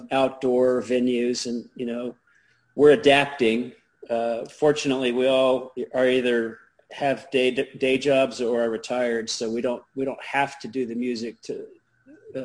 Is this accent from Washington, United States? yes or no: no; Norman, Oklahoma, United States; I grew up in Norman, and back when there was one high school